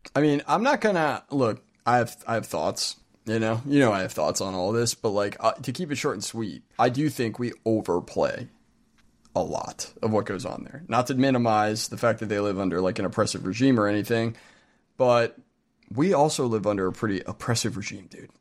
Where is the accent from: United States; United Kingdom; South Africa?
United States; speaking as an American